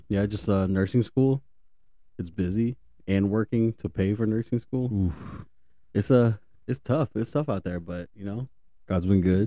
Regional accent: Dallas, Texas, United States; I was, I was born and raised in Dallas.

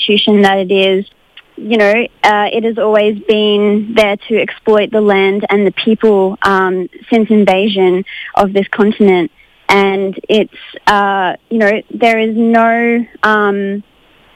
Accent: Brisbane, Queensland, Australia; I'm from Brisbane, Meanjin.

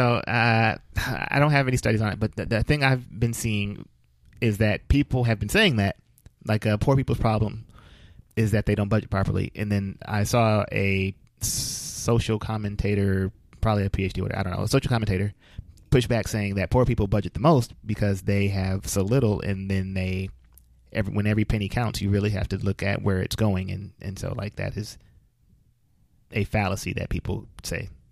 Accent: Flint, Michigan, United States; I'm from Flint

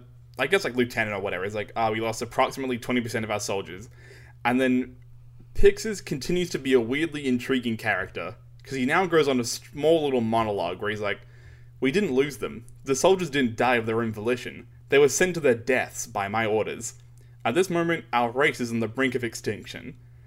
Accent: Melbourne, Victoria, Australia; We're from Melbourne.

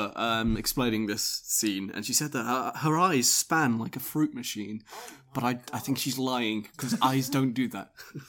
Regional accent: Northern England, United Kingdom; Sorry, I'm Northerner. Glassed. My bad.

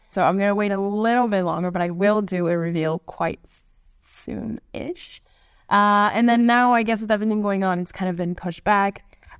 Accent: Canada; now in Israel; I really wish that they had said that I moved to Israel from Canada, because...

